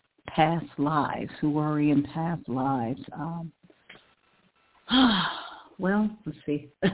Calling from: Ohio, United States; calling from Ohio.

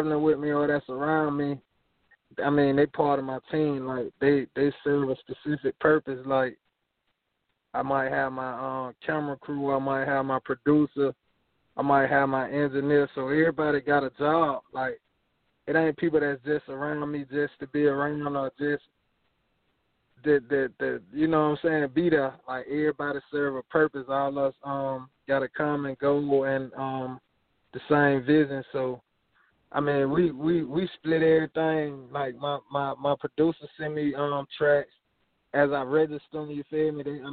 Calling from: Montgomery, Alabama, United States; I'm calling from Montgomery, Alabama.

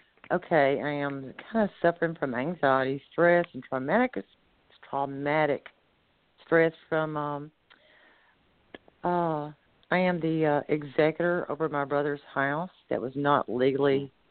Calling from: Alabama, United States

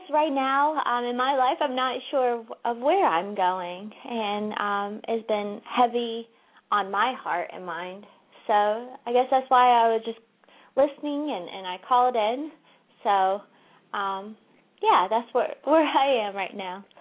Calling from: California, United States; Um, I'm calling from California.

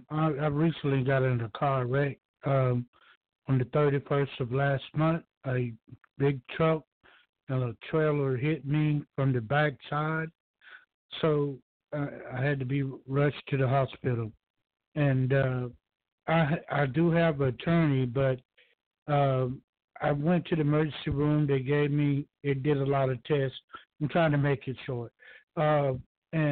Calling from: Georgia, United States; I'm calling from Georgia.

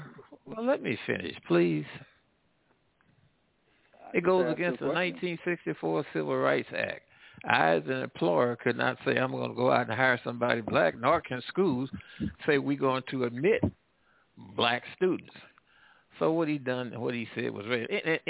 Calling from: United States; I'm calling from the Midwest and the South.

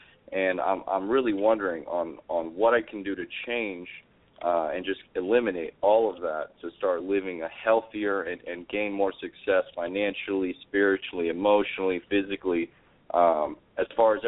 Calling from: Orlando, Florida, United States; I'm calling from Orlando, Florida.

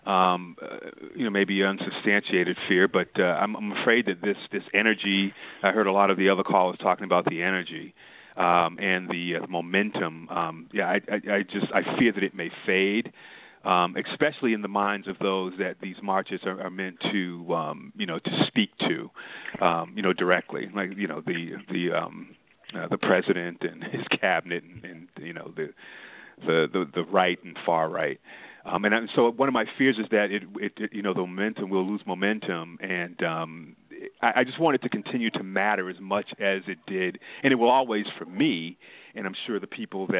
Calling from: Windsor Mill, Maryland, United States; I'm calling from Windsor Mill, Maryland

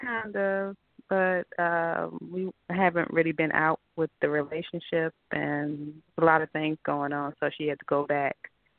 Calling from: Georgia, United States

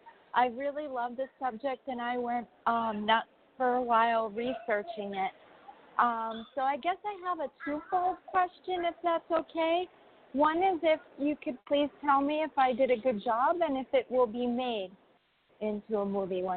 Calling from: New York, United States; I'm in New York.

